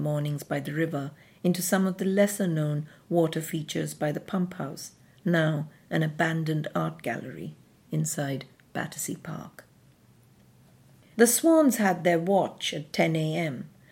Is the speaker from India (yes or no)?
yes; southeastern India, India; also born or lived in Madras / Kent; now in London, United Kingdom; Growing up in southeastern India